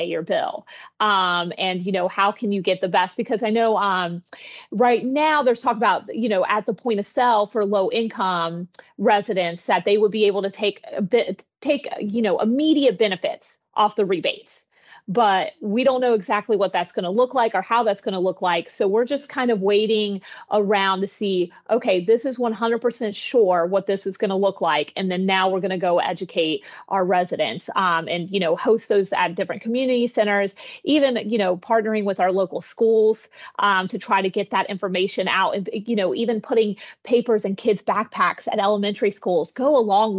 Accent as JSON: {"language": "English", "region": "West Virginia", "country": "United States", "also_born_or_lived": "Florida", "moved": "yes", "lives_now": "Palm Coast, United States", "said": "I'm originally from West Virginia and I came down to Florida for different opportunities."}